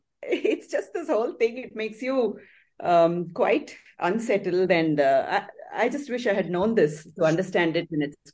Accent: South India, India; also born or lived in Patna, Bihar; I grew up mostly in South India and did spend a couple of years in Bihar, in Patna.

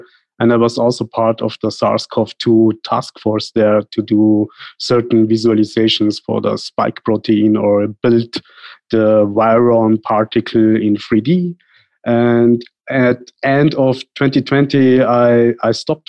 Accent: Tyrol, Austria; moved away as an adult; also born or lived in India; now in Vienna, Austria; my parents were born in India, but moved to Austria, first to Tyrol, that is a mountain region in Austria. I lived there many years, and then I moved to Vienna

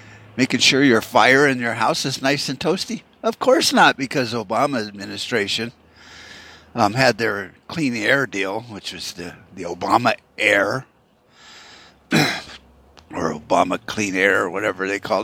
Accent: Tempe, Arizona, United States; my hometown, you know, of Tempe

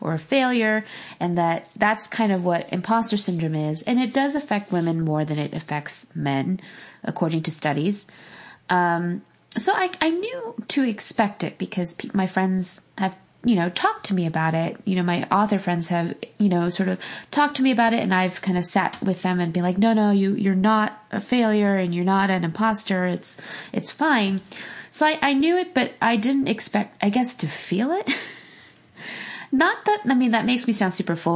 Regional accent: Pasadena, California, United States; moved away; my hometown of Pasadena

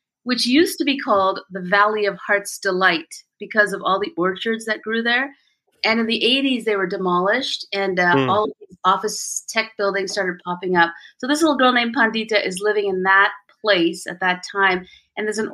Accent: India; moved away; I was born in India

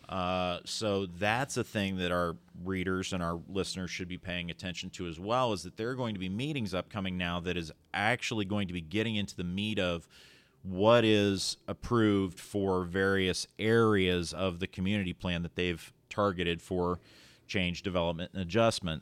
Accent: Lisbon, Ohio, United States; growing up in Lisbon, Ohio

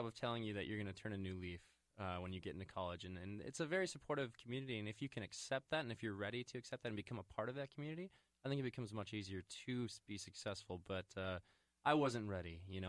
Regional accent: Lakeville, Minnesota, United States; I grew up in Lakeville, Minnesota.

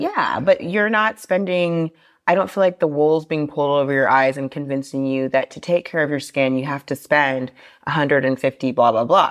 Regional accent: Austin, Texas, United States; now in Paris, France; I grew up in Austin, Texas.

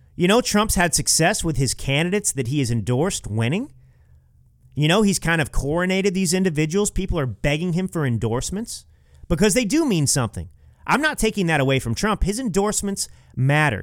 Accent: Texas, United States; moved away as an adult; now in California, United States; I am a uh, Texas bred, California based, conservative, and millennial author

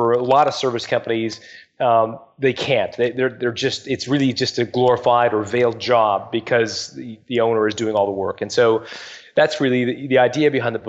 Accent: Canada; also born or lived in England; I was born there, and I moved when my parents were 5. I moved when I was 5, and my parents moved us as a family. They emigrated

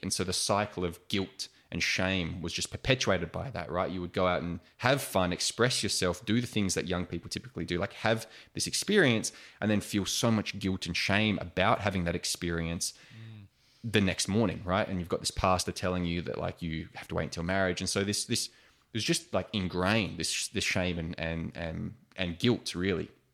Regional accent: Australia; also born or lived in United States; being classic Australian larrikins

